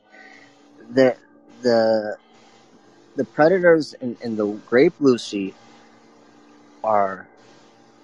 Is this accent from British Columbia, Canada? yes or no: no; Ontario, Canada; I was born here. I was born in Canada.